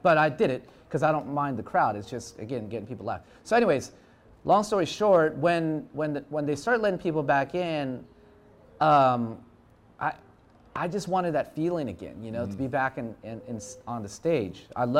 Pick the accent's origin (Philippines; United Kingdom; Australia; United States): Philippines; I'm Filipino, man. It's just in my blood.